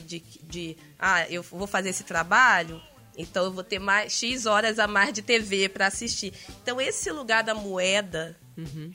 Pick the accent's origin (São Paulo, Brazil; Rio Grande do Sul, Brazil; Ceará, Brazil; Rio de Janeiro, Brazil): Rio de Janeiro, Brazil; São Gonçalo; eu morava no, e fui criada no Jardim Catarina, que na época é a maior favela plana da América Latina